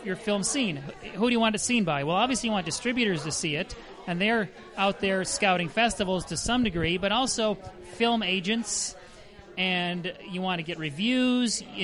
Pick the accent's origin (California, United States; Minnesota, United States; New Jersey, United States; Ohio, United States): Minnesota, United States; Grew up in Minnesota, as you might have guessed by now, on the north arm of Lake Minnetonka